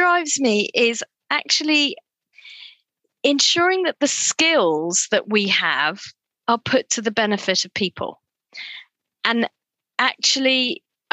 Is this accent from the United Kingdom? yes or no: yes; Cambridge, East of England, United Kingdom; also born or lived in Durham; I grew up in a little town north of London called Cambridge, with my parents migrated to the United Kingdom from Kenya and Tanzania in 1967. And I was born here.